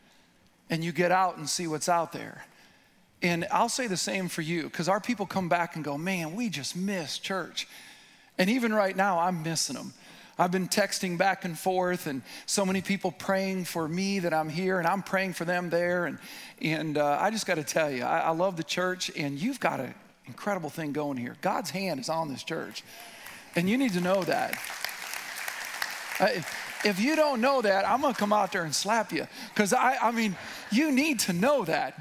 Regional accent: Midwest, United States; I'm from the Midwest

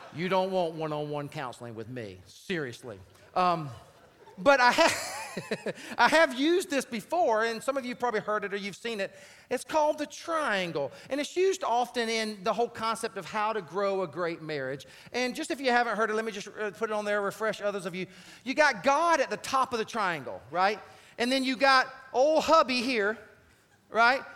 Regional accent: South Carolina, United States; I grew up in South Carolina

